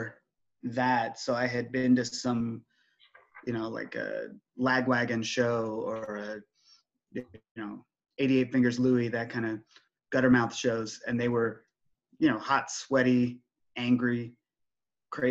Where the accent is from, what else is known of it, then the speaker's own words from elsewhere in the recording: Oregon, United States; I'm from Oregon